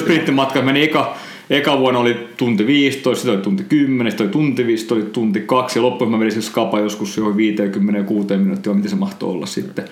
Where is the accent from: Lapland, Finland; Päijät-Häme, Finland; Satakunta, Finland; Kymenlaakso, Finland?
Satakunta, Finland; Noormarkku; mä oon siis kotoisin Noormarkusta